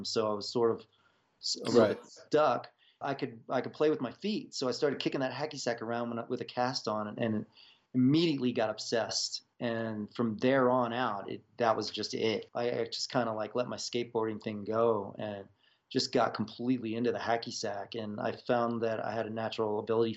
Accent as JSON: {"language": "English", "region": "Virginia", "country": "United States", "tie": "born or raised there", "moved": "yes", "lives_now": "Boulder, Colorado, United States", "said": "I was growing up in Virginia"}